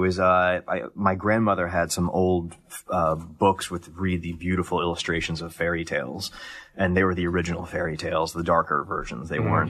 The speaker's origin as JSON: {"language": "English", "town": "Columbus", "region": "Ohio", "country": "United States", "tie": "born or raised there", "said": "Columbus, Ohio."}